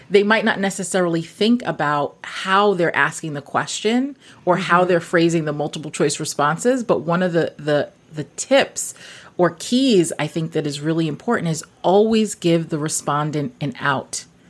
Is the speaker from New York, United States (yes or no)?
yes; New York City, New York, United States; also born or lived in Guyana; my parents are from Guyana, South America. Mm-hmm. I grew up in Brooklyn.